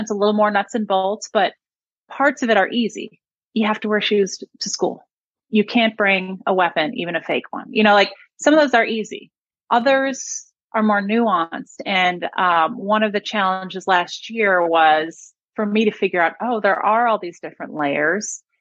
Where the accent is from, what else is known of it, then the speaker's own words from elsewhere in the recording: Buffalo, New York, United States; now in Austin, United States; I grew up in Buffalo.